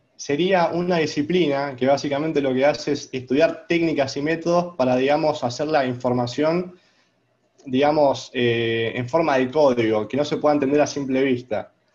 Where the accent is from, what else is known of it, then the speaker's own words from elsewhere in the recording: Argentina; first language Spanish; soy argentino